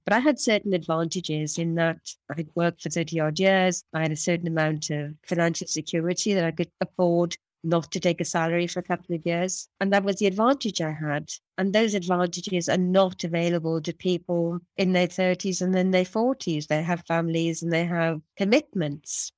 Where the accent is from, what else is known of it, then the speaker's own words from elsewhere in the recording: Wales, United Kingdom; I'm a Welsh woman that's five foot tall.